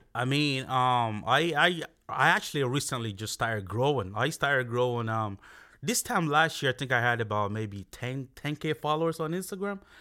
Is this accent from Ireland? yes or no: yes; Castlebar, Connacht, Ireland; moved away as an adult; also born or lived in Nigeria; now in Dublin, Ireland; I grew up in Castlebar. Yeah, I was there, like, um, I only, uh, I moved down to Dublin in, um, two thousand fourteen, so I pretty much grew up in Castlebar